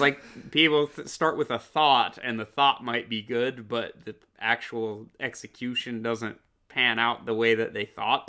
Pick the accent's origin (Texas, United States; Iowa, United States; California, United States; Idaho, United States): Idaho, United States; Coeur d'Alene; Jerry and I fucking growing up, we grew up in Coeur d'Alene, Idaho